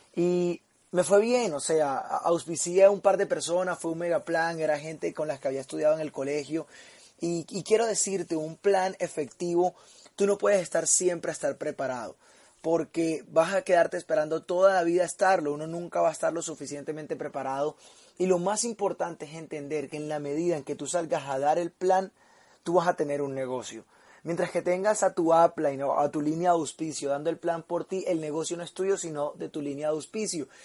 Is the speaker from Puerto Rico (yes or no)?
no; Barranquilla, Atlántico, Colombia; now in Medellín, Colombia; vivo en Medellín, pero soy de Barranquilla